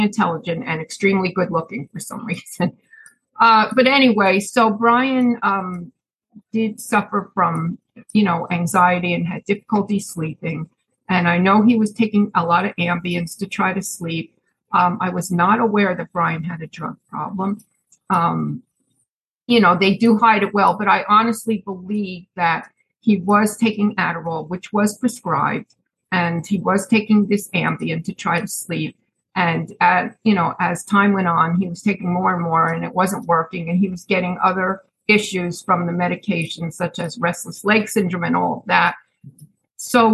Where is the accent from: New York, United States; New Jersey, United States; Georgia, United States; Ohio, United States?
New Jersey, United States; Chatham; moved away as an adult; now in Pennsylvania, United States